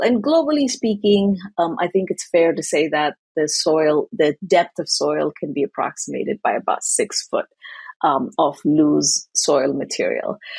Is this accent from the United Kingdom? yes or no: no; Asmara, Eritrea; moved away as an adult; now in United States; I grew up in East Africa in Eritrea. So, in the capital city of Eritrea, in Asmara, is where I was born and raised